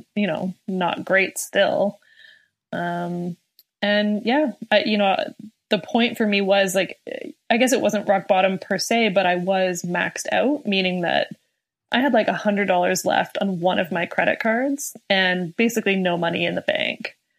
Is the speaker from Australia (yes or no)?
no; Canada; being Canadian